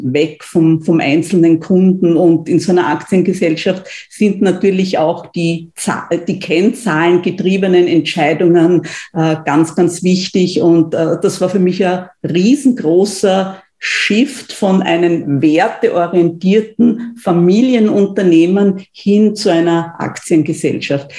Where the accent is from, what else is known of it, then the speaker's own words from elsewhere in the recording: Austria; bei uns in Österreich